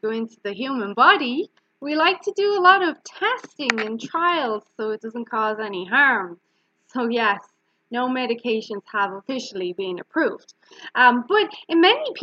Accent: Ireland; I'm Irish and we pronounce our words quite harsh

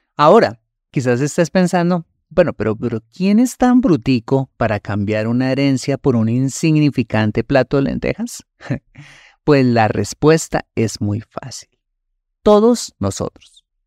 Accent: Colombia; En mi país, Colombia

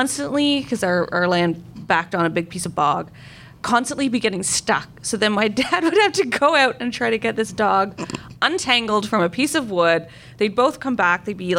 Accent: Newfoundland and Labrador, Canada; As growing up in Newfoundland, where we have a lot of bogs

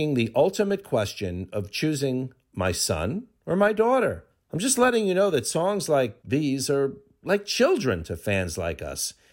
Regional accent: Springfield, New Jersey, United States; when I was 15 years old, growing up in Springfield, New Jersey

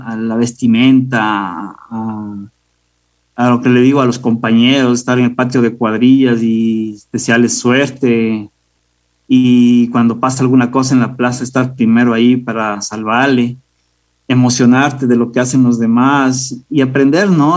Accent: Riobamba, Chimborazo, Ecuador; nací en la ciudad de Riobamba. Eh, yo me crecí, crecí en un entorno eh, apegado al mundo del toro

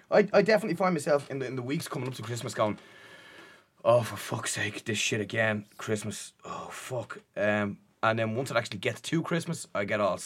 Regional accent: Dublin, Leinster, Ireland; We're all Dublin bar Tim, who's Wicklow.

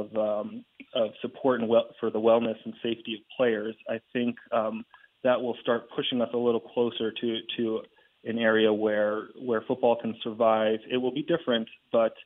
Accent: Northeast, United States; I'm from the Northeast

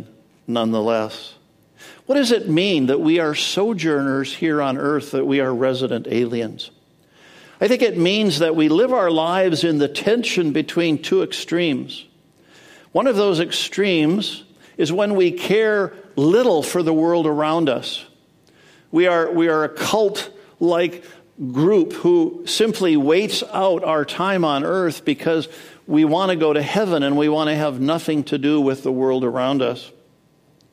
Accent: Edmonton, Alberta, Canada; moved away as an adult; also born or lived in Madison, Wisconsin, United States; now in United States; So I was born in Madison, Wisconsin, but when I was 7, we moved to Edmonton, Alberta, Canada.

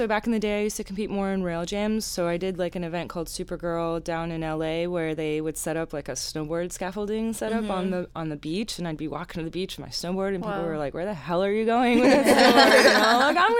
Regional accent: Pennsylvania, United States; So I grew up in Pennsylvania in the Poconos.

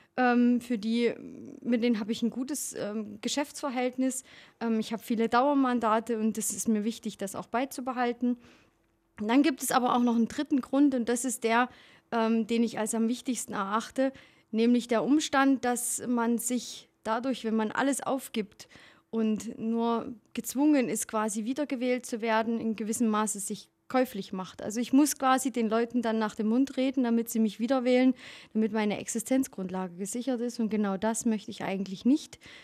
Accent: Erzgebirge, Saxony, Germany; accent: Saxon / mixed with Allgäu; moved away as an adult; now in Allgäu, Germany; ich komme aus dem Erzgebirge und habe da natürlich ähm, eine, eine politische Erfahrung als Kind gemacht und als Jugendliche

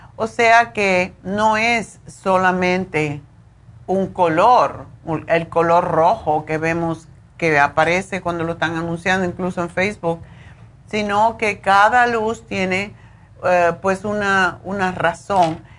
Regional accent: Cuba; moved away as an adult; en Cuba, de donde yo vengo

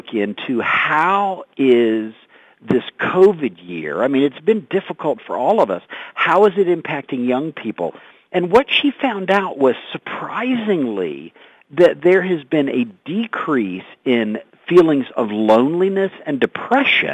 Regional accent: the Panhandle of Florida, United States; moved away as an adult; now in Colorado Springs, United States; I grew up in the Panhandle of Florida

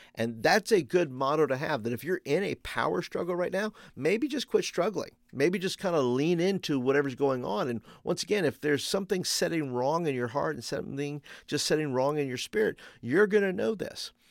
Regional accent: New York, United States; also born or lived in Florida; now in Birmingham, Alabama, United States; I grew up in New York

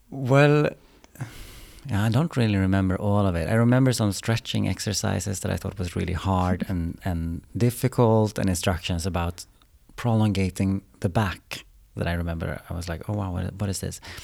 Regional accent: Umeå, Västerbotten County, Sweden; also born or lived in Austria / Spain; now in Stockholm, Sweden; I'm from Umeå from the beginning

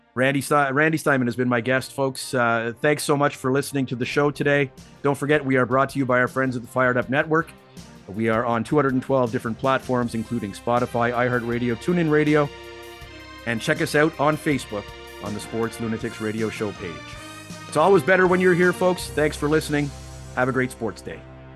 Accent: Canada; also born or lived in Seattle, United States; now in Vancouver, Canada; as a Canadian

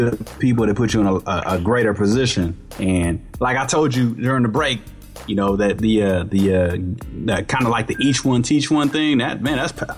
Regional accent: Richmond, California, United States; I grew up in Richmond, Richmond Unified right. School District.

